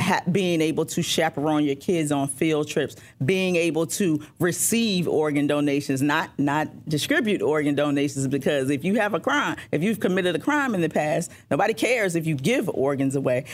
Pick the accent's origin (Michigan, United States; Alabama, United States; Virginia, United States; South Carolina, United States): Virginia, United States; Richmond; Richmond is where I'm born and raised